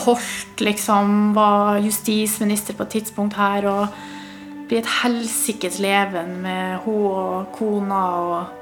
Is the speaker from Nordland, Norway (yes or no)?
yes; Hamarøy, Nordland, Norway; moved away; var jeg hjemme på Hamarøy